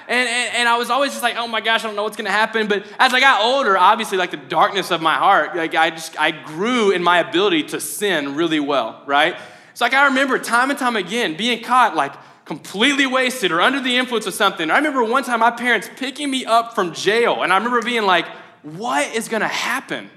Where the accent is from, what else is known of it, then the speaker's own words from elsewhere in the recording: Mayfield, United States; I'm from Mayfield